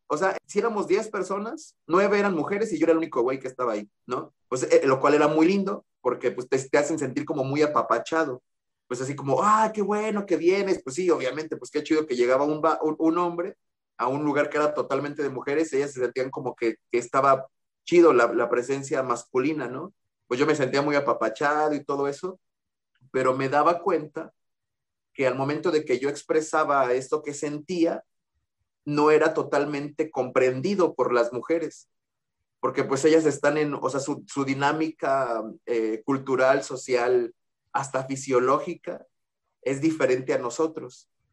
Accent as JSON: {"language": "Spanish", "country": "Mexico", "said": "soy aquí de México"}